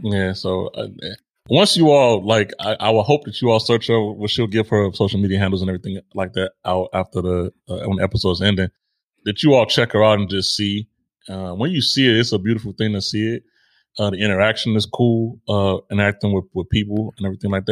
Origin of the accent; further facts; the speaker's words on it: Chicago, Illinois, United States; I was born in Chicago